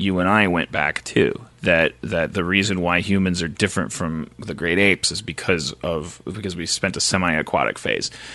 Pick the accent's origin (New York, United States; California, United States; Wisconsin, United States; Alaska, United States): Wisconsin, United States; I'm from Wisconsin. I was raised in the 70s